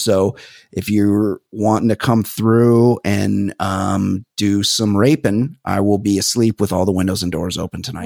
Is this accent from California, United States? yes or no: yes; Southern California, United States; growing up in Southern California